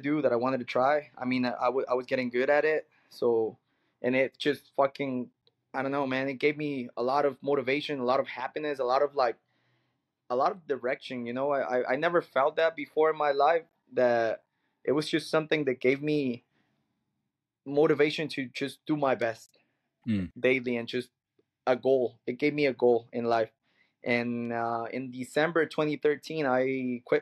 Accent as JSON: {"language": "English", "region": "Sinaloa", "country": "Mexico", "tie": "born or raised there", "moved": "yes", "lives_now": "Tijuana, Mexico", "said": "I grew up in Sinaloa"}